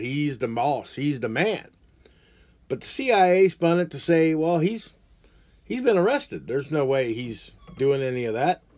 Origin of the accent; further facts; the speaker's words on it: United States; as an American